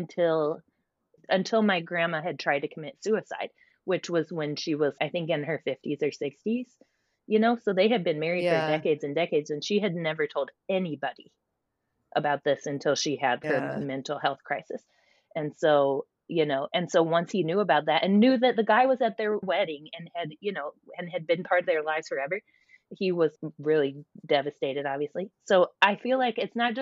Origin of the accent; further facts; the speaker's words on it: Ohio, United States; now in Oakland, United States; I grew up in Ohio